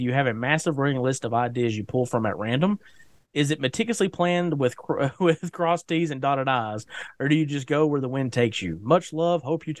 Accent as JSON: {"language": "English", "region": "East Tennessee", "country": "United States", "said": "I am from East Tennessee"}